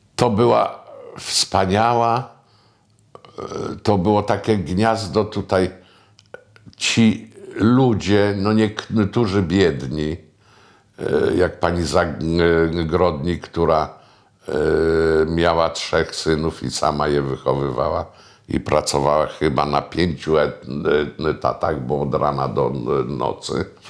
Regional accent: Starzyński Dwór near Puck, Pomeranian Voivodeship, Poland; also born or lived in Sopot; tak to wychowywała mnie babcia z dziadkiem w Starzyżynie, tam gdzie urodziłem się pod Puckiem

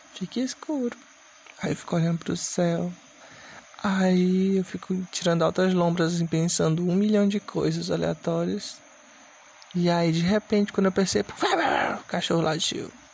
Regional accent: Maranhão, Brazil; Inclusive eu sou do Maranhão

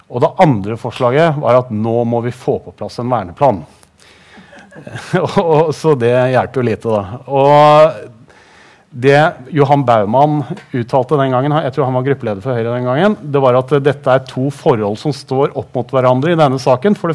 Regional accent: Tønsberg, Vestfold, Norway; now in Drammen, Norway; jeg er jo ikke drammenser, så det kan jeg ikke skryte på meg. Jeg kom fra Tønsberg

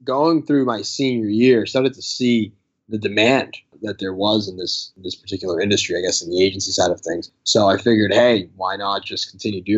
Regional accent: Malden, Massachusetts, United States; also born or lived in Sicily, Italy; so I grew up in Massachusetts my whole life, went to high school in Malden, that town.

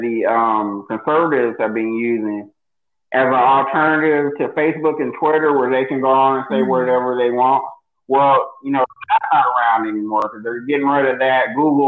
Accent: United States; It's rough living in America

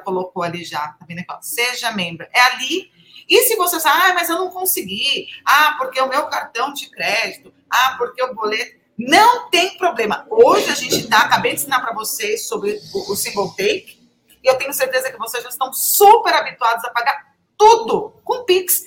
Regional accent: Brazil; a gente é brasileiro

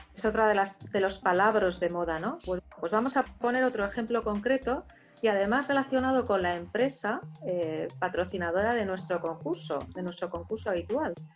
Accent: Basque Country, Spain; uno de mi tierra

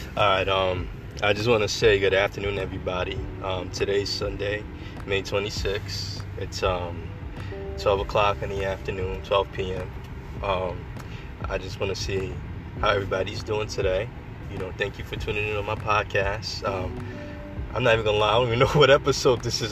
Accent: Long Island, New York, United States; born and raised in Edel, Long Island

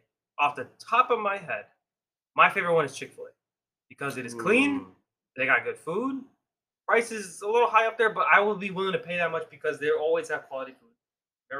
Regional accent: Midwest, United States; We are from United States, specifically the Midwest area.

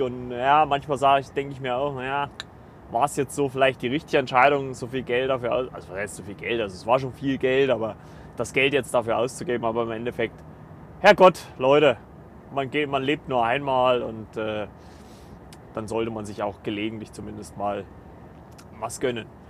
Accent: Kleinschmalkalden, Thuringia, Germany; moved away as an adult; aus Kleinschmalkalden weggezogen, da wo ich äh, lebe oder gelebt habe

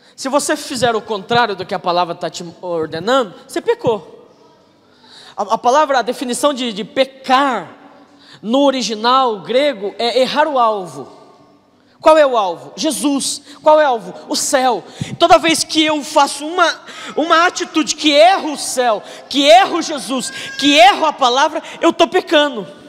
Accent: Telêmaco Borba, Paraná, Brazil; eu sou de Telêmaco

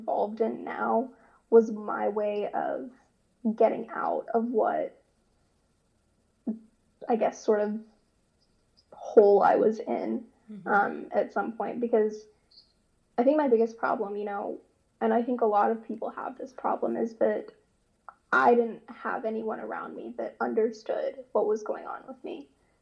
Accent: Ottawa, Ontario, Canada; now in Columbia, United States; originally from Canada. I was born in Ottawa, Ontario, but now I live in the States, in Columbia, South Carolina

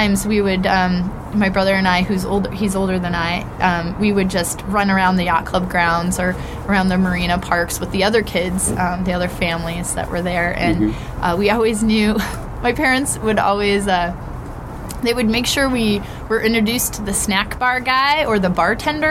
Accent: Berea, Ohio, United States; now in Seattle, United States; I grew up outside of Cleveland, Ohio, in a town called Berea.

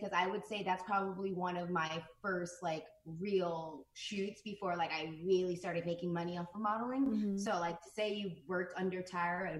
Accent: New Jersey, United States; moved away as an adult; also born or lived in Los Angeles, United States; I'm from New Jersey, so I would like travel into the city by bus

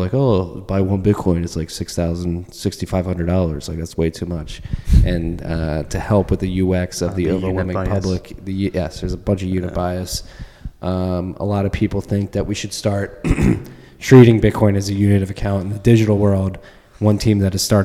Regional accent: South Jersey Shore, New Jersey, United States; I grew up in the South Jersey Shore

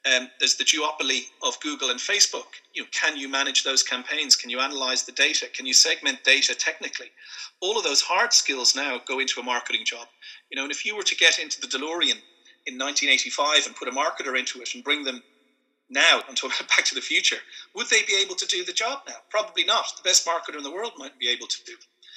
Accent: Dún Laoghaire, Leinster, Ireland; moved away as an adult; also born or lived in London; I'm from Dunleary, Sandy Cove. I'm based here

